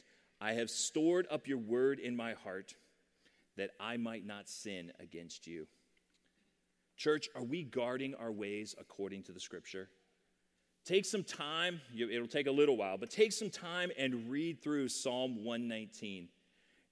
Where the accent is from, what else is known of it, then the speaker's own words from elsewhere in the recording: Sterling, Virginia, United States; I grew up in Sterling, Virginia